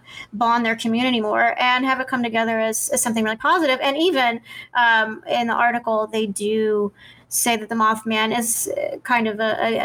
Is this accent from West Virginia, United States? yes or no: yes; West Virginia, United States; own country and West Virginia, because as you know, that's where I'm from. So I always like to see my home state reflected positively in the news.